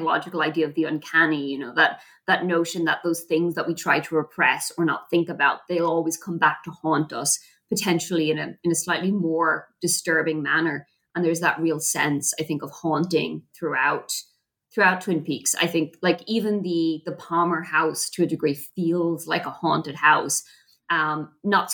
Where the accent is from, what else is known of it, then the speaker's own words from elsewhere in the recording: Ireland; I'm Irish